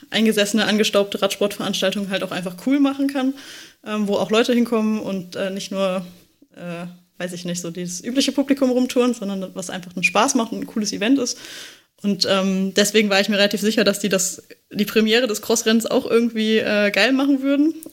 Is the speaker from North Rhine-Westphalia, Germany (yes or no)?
yes; Düsseldorf, North Rhine-Westphalia, Germany; da es halt in Düsseldorf war, was ja meine alte Heimat ist